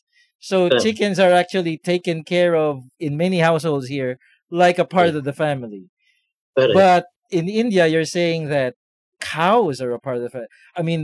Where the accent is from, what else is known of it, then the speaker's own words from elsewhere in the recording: Philippines; So Nathan is from Australia. I'm from the Philippines. And Father is from Kerala, India.